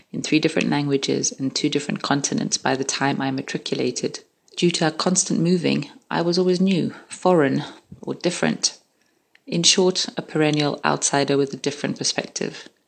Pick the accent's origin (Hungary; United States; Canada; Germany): Hungary; born there; moved away; I was born in Hungary, behind the Iron Curtain, during the Cold War, and in the midst of the Cuban Missile Crisis. I lived as a refugee for 12 years.